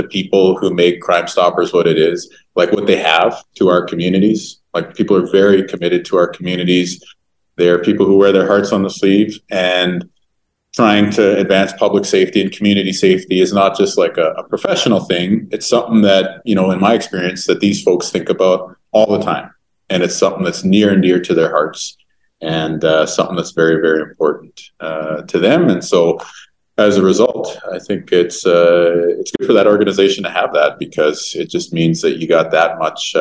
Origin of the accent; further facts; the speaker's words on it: Winnipeg, Manitoba, Canada; growing up in Winnipeg over the years